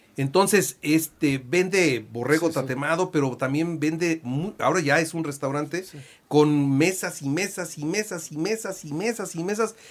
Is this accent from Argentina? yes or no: no; Puebla, Mexico; yo soy de Puebla